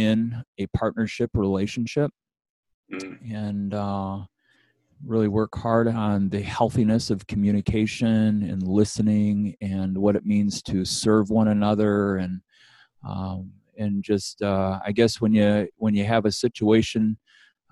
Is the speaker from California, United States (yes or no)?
no; Bad Axe, Michigan, United States; moved away as an adult; also born or lived in Ankeny, Iowa; I was born and raised in Michigan, and I did want to say Bad Axe.